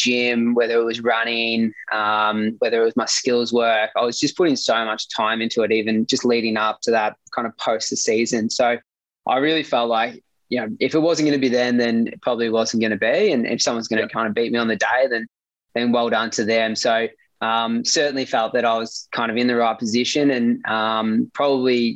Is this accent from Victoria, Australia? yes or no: yes; Gippsland, Victoria, Australia; growing up in Gippsland and being 3 hours away from Melbourne